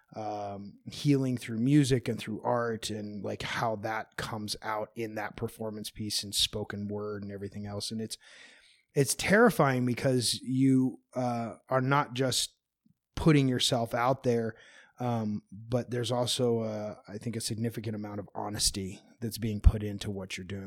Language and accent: English; United States; I'm an American